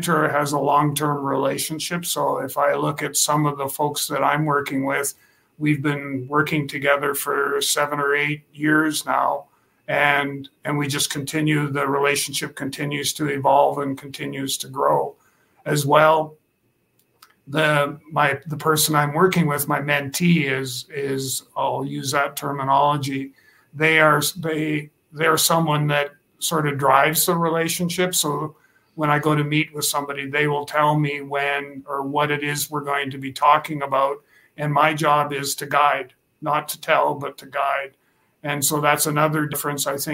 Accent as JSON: {"language": "English", "region": "Saskatchewan", "country": "Canada", "tie": "born or raised there", "also_born_or_lived": "Regina, Saskatchewan", "said": "I'm from Regina, Saskatchewan, Canada. So I'm a Saskatchewan farm boy, born and raised."}